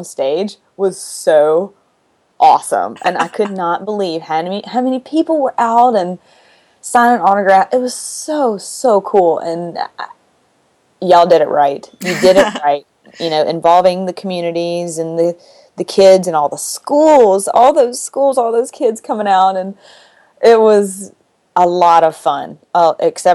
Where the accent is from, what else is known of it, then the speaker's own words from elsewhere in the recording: Mississippi, United States; I'm from Mississippi